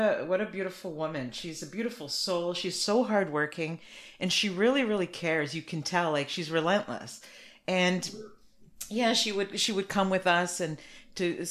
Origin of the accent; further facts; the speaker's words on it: Canada; I'm Canadian, but my family's from Portugal.